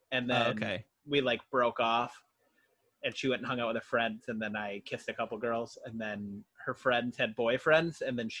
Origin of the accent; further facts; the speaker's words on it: Surprise, Arizona, United States; also born or lived in Minnesota; We grew up in a brand new town. We grew up in Surprise, Arizona, so it was growing so much because it was developing that they opened a new high school every 2 years